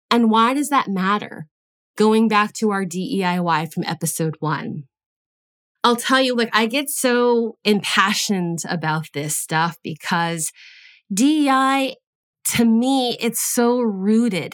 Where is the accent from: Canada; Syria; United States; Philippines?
United States; I was born in the United States.